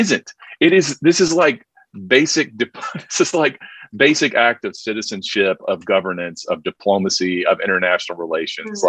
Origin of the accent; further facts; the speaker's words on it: South Carolina, United States; I'm from South Carolina